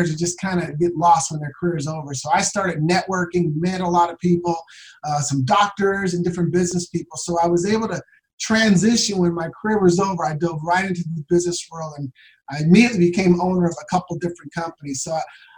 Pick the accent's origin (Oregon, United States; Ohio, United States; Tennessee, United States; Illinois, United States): Oregon, United States; Portland; now in Scottsdale, United States; I'm from Portland, Oregon, born and raised in Portland, Oregon. I now live in sunny Scottsdale, Arizona.